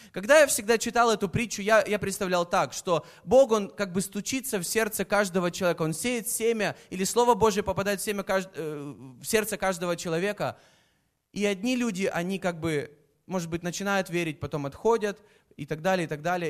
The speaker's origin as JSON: {"language": "Russian", "region": "Kyiv", "country": "Ukraine", "tie": "born or raised there", "said": "я из Киева, я родился в Киеве"}